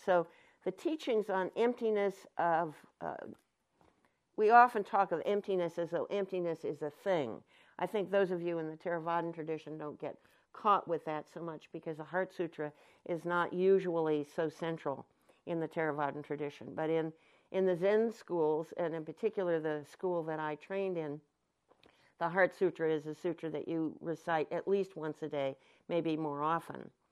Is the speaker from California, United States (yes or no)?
yes; Anderson Valley, California, United States; I'm from the Anderson Valley